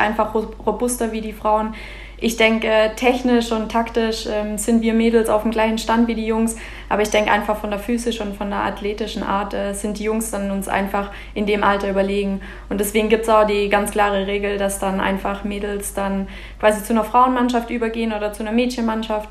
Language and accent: German; Mietingen, Baden-Württemberg, Germany; Ich komme genau aus Meeting. Das liegt äh, zwischen Laupheim und Biberach, also im schönen Schwabenland und ja, mitten auf dem Dorf.